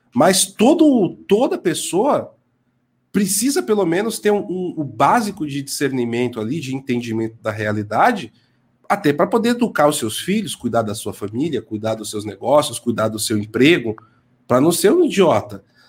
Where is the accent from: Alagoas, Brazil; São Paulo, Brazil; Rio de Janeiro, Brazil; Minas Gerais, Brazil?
São Paulo, Brazil; Mas eu vim da Brasilândia